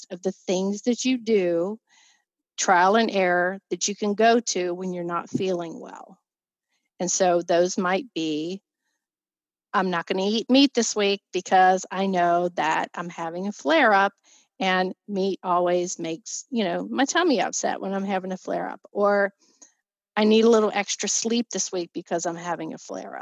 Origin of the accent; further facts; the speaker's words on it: Virginia, United States; moved away as an adult; now in Pennsylvania, United States; We were from Virginia, or I was from Virginia.